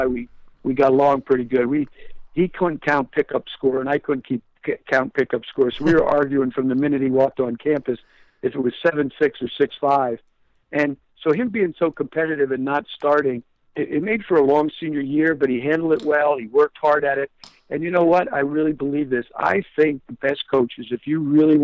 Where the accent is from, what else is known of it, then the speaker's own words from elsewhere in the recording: Pottsville, Pennsylvania, United States; moved away as an adult; I'm growing up in the East Side